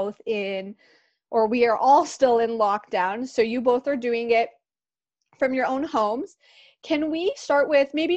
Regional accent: Toronto, Ontario, Canada; also born or lived in Pickering, Ontario; now in Brighton, Canada; I grew up in Scarborough, in the Rouge Hill, Gilwood area

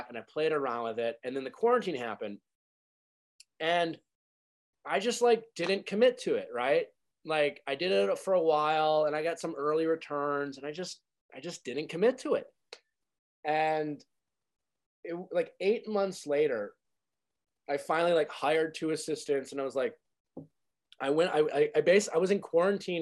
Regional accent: Midwest, United States; I grew up in the Midwest

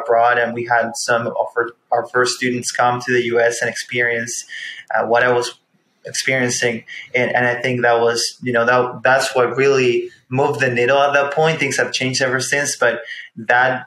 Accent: Chile; moved away as an adult; now in Warsaw, Indiana, United States; I'm originally from Chile. I moved when I was 18 to come to college.

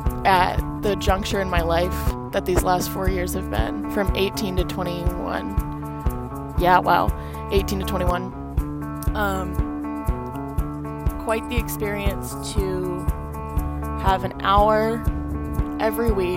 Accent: California, United States; moved away; I'm from California.

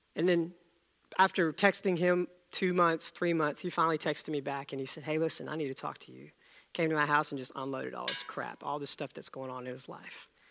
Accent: India; moved away; I was born in India, and the plays were much different among kids over there.

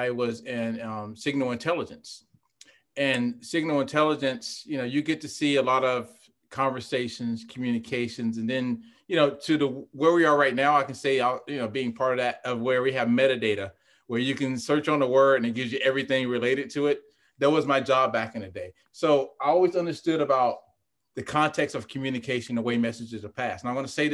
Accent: Fayetteville, North Carolina, United States; moved away as an adult; I grew up in North Carolina.

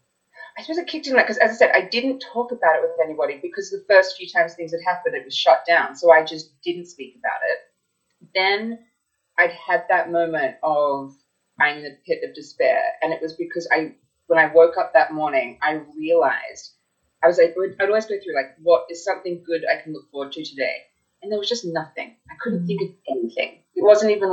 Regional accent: Australia; moved away; also born or lived in United States; I was from Australia. I'd moved there young

